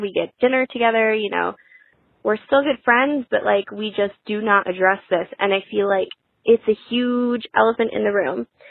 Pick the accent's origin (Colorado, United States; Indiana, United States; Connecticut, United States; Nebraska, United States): Connecticut, United States; I am twenty-three, I'm from Connecticut